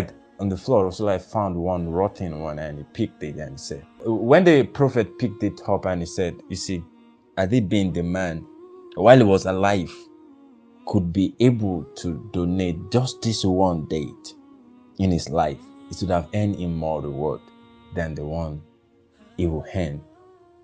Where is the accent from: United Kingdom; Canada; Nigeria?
Nigeria; as a Nigerian